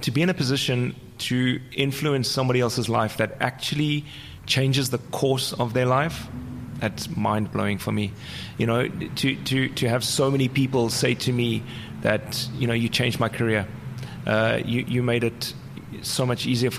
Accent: South Africa; first language English; moved away; also born or lived in Amsterdam; I'm from South Africa, so I know what corruption's about.

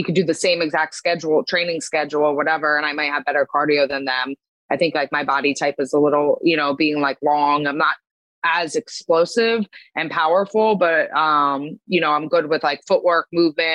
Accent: Pennsylvania, United States; also born or lived in New Jersey; now in Long Island, United States; I grew up in Pennsylvania, and then I lived in Jersey for 10 years

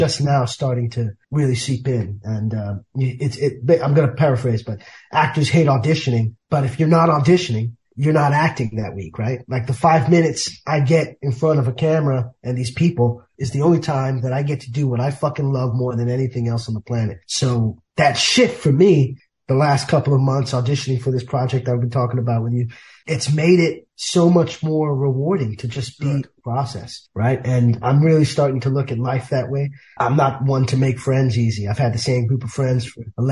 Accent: New York City, New York, United States; grew up in the South Bronx

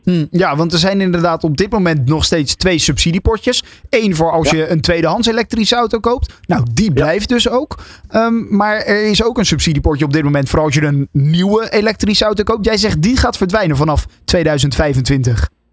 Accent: Netherlands; als Nederland zijnde

